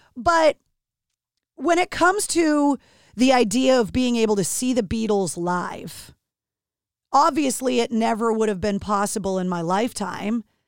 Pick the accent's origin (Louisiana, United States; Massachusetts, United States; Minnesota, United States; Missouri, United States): Massachusetts, United States; my home state of Massachusetts